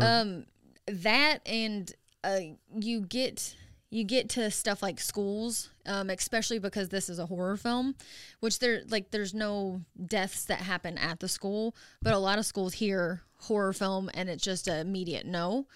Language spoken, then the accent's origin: English; Dexter, Missouri, United States; moved away as an adult; now in Springfield, United States; I'm from Dexter, Missouri